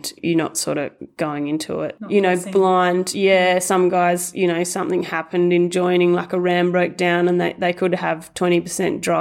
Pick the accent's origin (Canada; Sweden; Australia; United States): Australia; Bolgart, Western Australia; I grew up in Bolgart on a mixed farming property